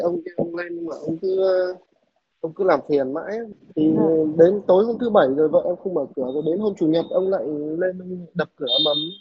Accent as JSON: {"language": "Vietnamese", "region": "Northern Vietnam", "country": "Vietnam", "moved": "as an adult", "lives_now": "Southern Vietnam, Vietnam", "said": "Em là người Bắc mà vào Nam làm việc cũng à, gần 8 năm nay rồi"}